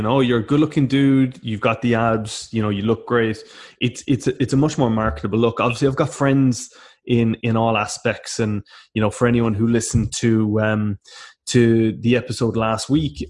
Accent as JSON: {"language": "English", "town": "Cork", "region": "Munster", "country": "Ireland", "tie": "born or raised there", "said": "growing up in Cork especially"}